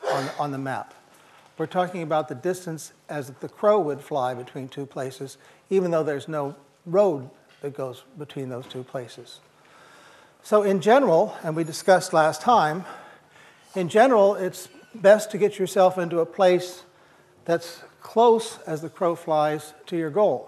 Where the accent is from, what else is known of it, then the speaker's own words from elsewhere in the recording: East Peoria, Illinois, United States; moved away; I'm from East Peoria, Illinois, and I was surrounded by the factories of Caterpillar Tractor Company